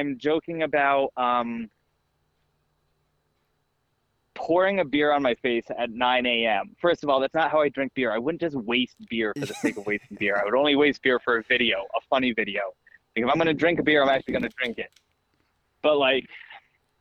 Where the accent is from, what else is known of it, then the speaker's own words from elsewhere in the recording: Virginia, United States; growing up in Virginia in high school